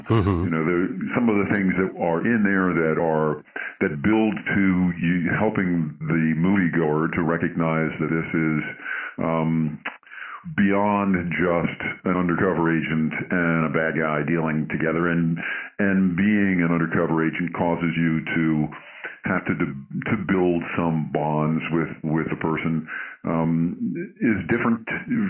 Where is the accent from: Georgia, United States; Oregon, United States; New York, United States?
New York, United States; So I'm originally from New York.